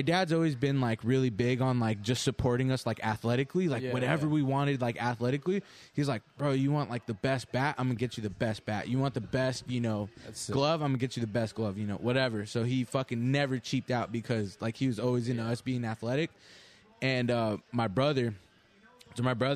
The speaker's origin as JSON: {"language": "English", "town": "Garden Grove", "region": "California", "country": "United States", "tie": "born or raised there", "said": "I grew up, my whole life, I grew up on Garden Grove Boulevard"}